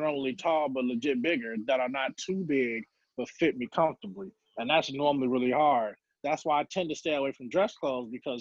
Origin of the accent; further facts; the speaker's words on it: Chicago, Illinois, United States; I was born and raised in Chicago. Lived in the South Suburbs for about most of the majority of my life